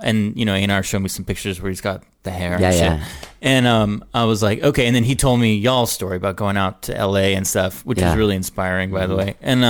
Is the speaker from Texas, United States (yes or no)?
yes; Houston, Texas, United States; now in Austin, United States; I grew up in Houston.